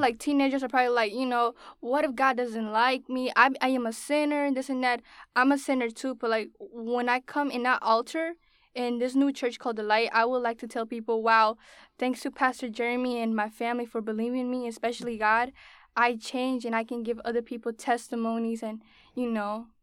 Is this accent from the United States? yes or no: yes; West Palm Beach, Florida, United States; also born or lived in Bainbridge, Georgia; I was born in Georgia, and I was raised in Florida, West Palm Beach.